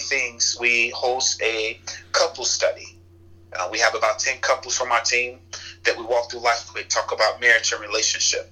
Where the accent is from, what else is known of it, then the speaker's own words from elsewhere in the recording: Chicago, Illinois, United States; where I grew up in Chicago